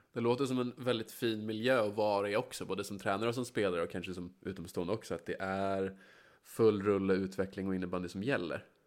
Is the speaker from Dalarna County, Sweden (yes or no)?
no; Västerås, Västmanland, Sweden; jag är uppvuxen på Bäckby